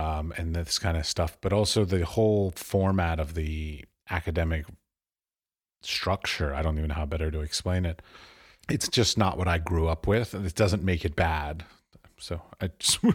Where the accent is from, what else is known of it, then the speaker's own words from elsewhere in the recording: United States; moved away; I'm American.